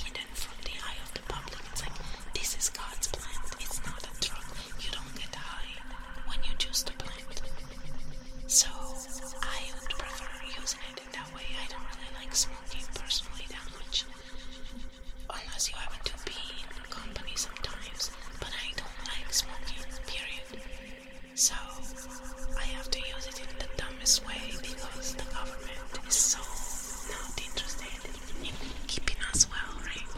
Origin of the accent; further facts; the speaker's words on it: Italy; now in Canada; I come from Italy